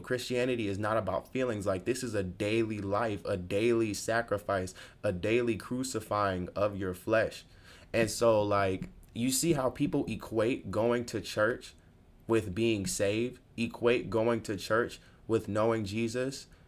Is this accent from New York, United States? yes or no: yes; New York, United States; moved away as an adult; now in Virginia, United States; I'm from New York, but I'm not really from the city.